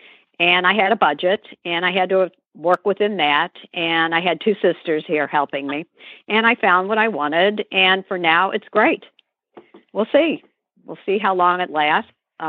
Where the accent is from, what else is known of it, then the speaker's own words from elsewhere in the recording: St. Louis, Missouri, United States; moved away as an adult; now in New York City, United States; which is what I had to do in St. Louis, going from a large condo to a one-bedroom, one-bath apartment, giving up many childhood friendships because it's where I grew up